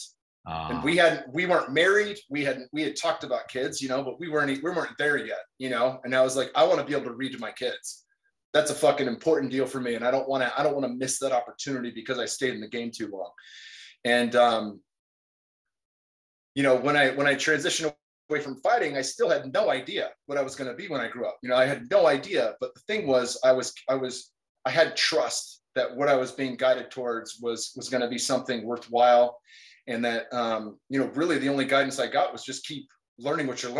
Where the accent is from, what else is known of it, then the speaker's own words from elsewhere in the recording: California, United States; I grew up in California, played football since I was 10, finished at ASU